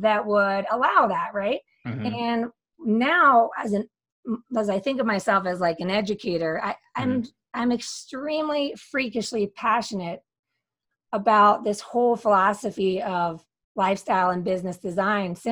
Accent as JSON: {"language": "English", "town": "Philadelphia", "region": "Pennsylvania", "country": "United States", "tie": "born or raised there", "also_born_or_lived": "Barcelona / Denver", "moved": "as an adult", "lives_now": "Colorado, United States", "said": "came back to my hometown of Philadelphia"}